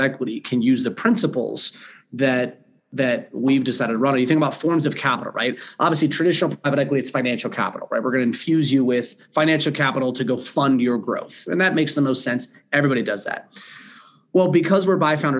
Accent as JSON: {"language": "English", "region": "California", "country": "United States", "tie": "born or raised there", "also_born_or_lived": "Ohio / Charlotte, North Carolina", "moved": "as an adult", "lives_now": "Denver, United States", "said": "I grew up in California"}